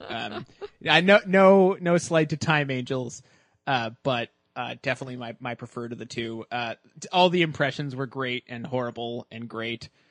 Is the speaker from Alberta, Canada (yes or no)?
no; Halifax, Nova Scotia, Canada; born or raised there